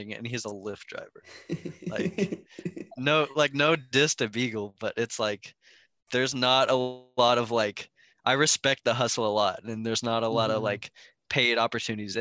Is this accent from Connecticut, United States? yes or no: no; Seattle, Washington, United States; I'm from Seattle